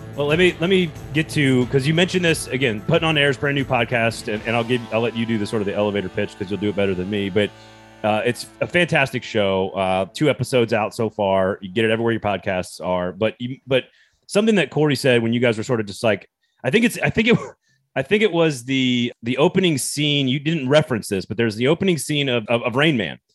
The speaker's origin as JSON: {"language": "English", "region": "the American South", "country": "United States", "said": "as a Southerner"}